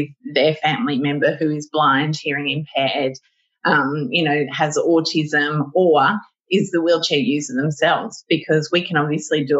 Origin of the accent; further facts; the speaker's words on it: Sydney, New South Wales, Australia; I live one door down from the house that I used to live in and that I grew up in as a child